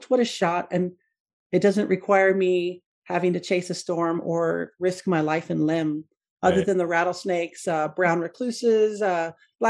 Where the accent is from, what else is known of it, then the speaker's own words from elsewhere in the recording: West Texas, United States; moved away; I was born in Western Texas